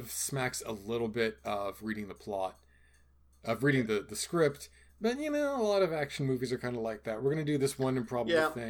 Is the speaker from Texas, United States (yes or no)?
no; Georgia, United States; I'm from Georgia.